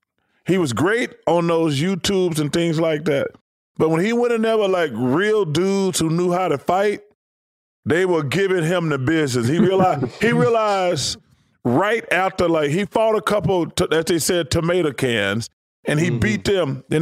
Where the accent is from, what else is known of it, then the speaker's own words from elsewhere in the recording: Alabama, United States; moved away as an adult; also born or lived in Philadelphia; I grew up in Alabama, so we don't have any pro football.